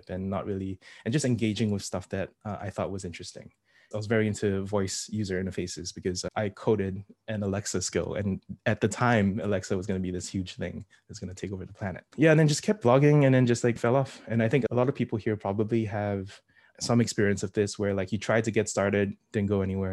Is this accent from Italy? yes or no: no; Singapore; I'm from Singapore